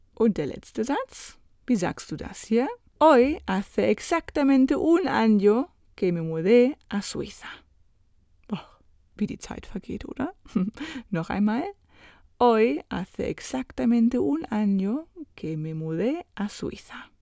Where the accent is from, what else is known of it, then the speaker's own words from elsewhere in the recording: Germany; für mich als Deutsche